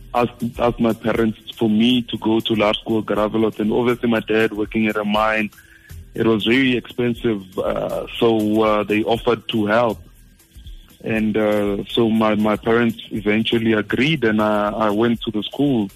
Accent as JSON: {"language": "English", "country": "South Africa", "said": "we're from South Africa."}